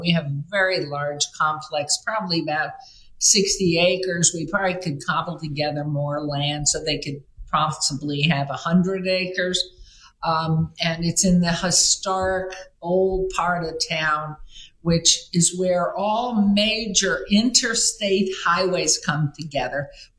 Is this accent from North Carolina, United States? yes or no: no; New York City, New York, United States; now in Las Vegas, United States; I grew up in New York City, I have, and I'm so young, I've lived in this town this year, 60 years.